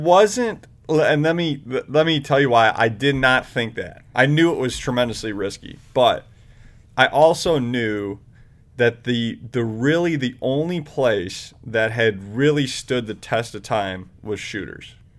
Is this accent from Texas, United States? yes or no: no; Independence, Ohio, United States; also born or lived in Chicago; In, Independence